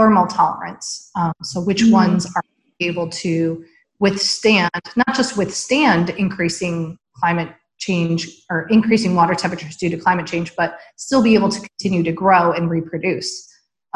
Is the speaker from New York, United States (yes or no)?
yes; upstate New York, United States; moved away; our local aquarium in upstate New York. I grew up in the Big Lakes region